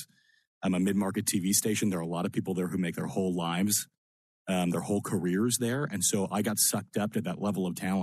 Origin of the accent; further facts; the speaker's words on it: Annapolis, Maryland, United States; moved away as an adult; also born or lived in Lancaster, Pennsylvania; I grew up in Annapolis, in between the D.C. and Baltimore beltways